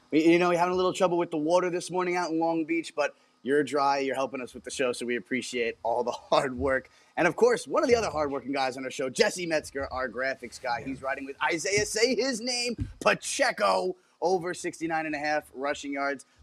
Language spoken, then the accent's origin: English; Toronto, Ontario, Canada; I want to watch a baseball game because I'm from Toronto